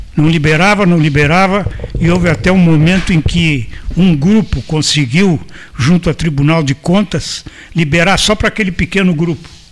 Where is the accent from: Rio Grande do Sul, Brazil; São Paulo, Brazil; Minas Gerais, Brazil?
Rio Grande do Sul, Brazil; Pelotas; Voltando para Pelotas, que eu sou pelotense